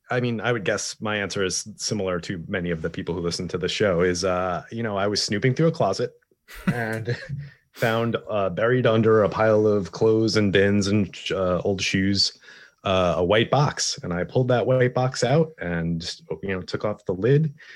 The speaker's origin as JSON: {"language": "English", "region": "East Coast", "country": "United States", "moved": "yes", "said": "I'm originally from the East Coast"}